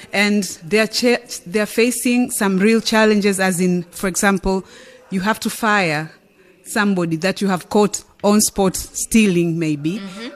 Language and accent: English; Tanzania; I'm from Tanzania